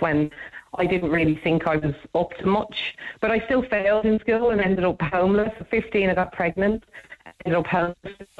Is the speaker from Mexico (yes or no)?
no; United Kingdom; moved away as an adult; now in Dublin, Ireland; We lived in the UK for years